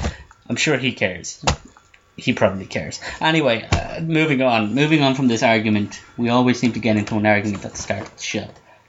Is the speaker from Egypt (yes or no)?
no; Dublin, Leinster, Ireland; It's where we're from. We're from Dublin.